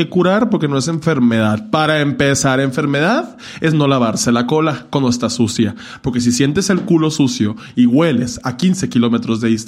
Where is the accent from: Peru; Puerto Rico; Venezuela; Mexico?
Mexico; Hermosillo, Sonora; moved away; yo me salí de Hermosillo para no hacer eso ya.